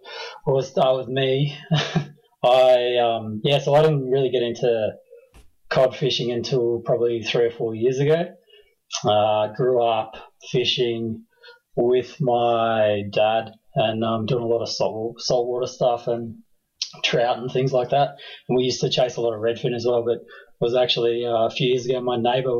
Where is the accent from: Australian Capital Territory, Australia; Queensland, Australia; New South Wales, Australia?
Australian Capital Territory, Australia; Canberra; also born or lived in New Zealand; So we both grew up here, but I've done quite a lot of traveling and lived overseas in a few different cities around Australia and kind of came back about 2010 and set up shop here proper. So, yeah, been in and around Canberra most of my life.